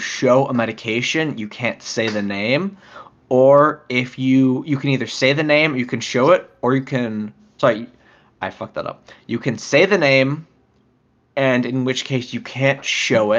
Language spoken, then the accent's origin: English; United States; we're American